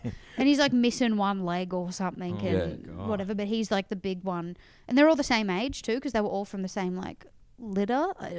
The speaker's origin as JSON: {"language": "English", "town": "Townsville", "region": "Queensland", "country": "Australia", "said": "I'm from Townsville"}